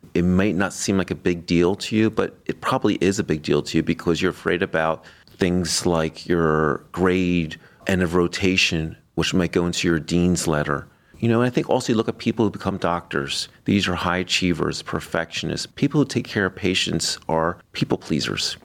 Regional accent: Florida, United States; now in Cleveland, United States; I was raised on the East Coast in Florida. I view Florida as my home state

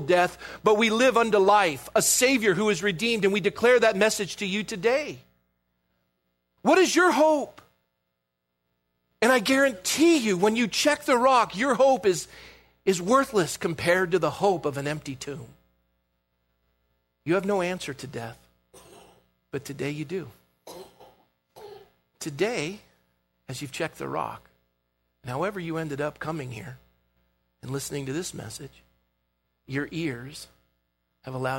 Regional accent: Coronado, California, United States; Growing up in Coronado, I had the privilege to be a lifeguard.

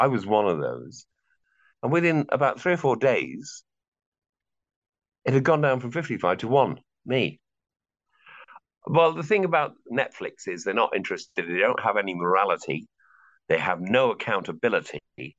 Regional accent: Manchester, North West England, United Kingdom; moved away as an adult; also born or lived in London, England; now in Ireland; I'm Anglo-Welsh. I was born in Manchester in 1957.

